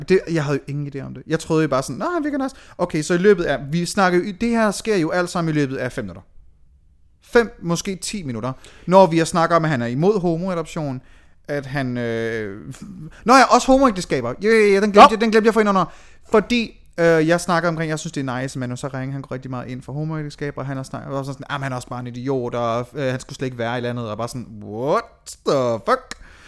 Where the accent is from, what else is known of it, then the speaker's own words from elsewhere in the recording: Aalborg, North Denmark Region, Denmark; moved away; Jeg boede stadigvæk hjemme i Aalborg.